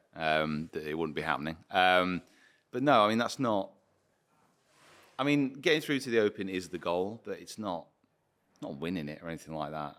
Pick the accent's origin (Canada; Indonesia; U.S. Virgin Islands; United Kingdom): United Kingdom; I'm British